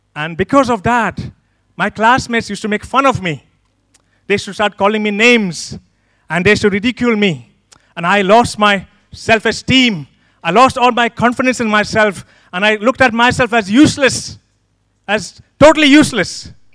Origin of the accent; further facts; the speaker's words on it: Pune, Maharashtra, India; moved away as an adult; now in United Kingdom; I'm one of the pastors in this church. I come from a city called Pune